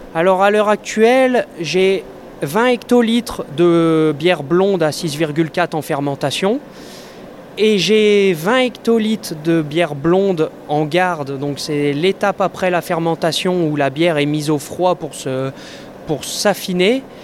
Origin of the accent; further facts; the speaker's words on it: Nord-Pas-de-Calais, Hauts-de-France, France; also born or lived in Jura; je suis revenu dans le, dans le Nord-Pas-de-Calais, qui est ma région d'origine